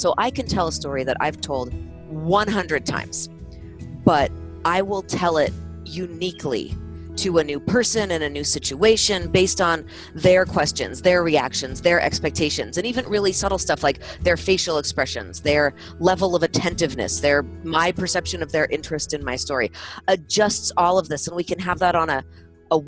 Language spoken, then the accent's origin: English; California, United States; now in Utah, United States; this is me speaking as a Californian in Utah and in Utah for a long time